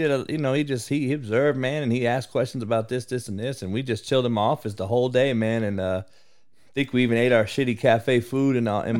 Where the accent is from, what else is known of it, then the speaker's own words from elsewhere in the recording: California, United States; I'm from Cali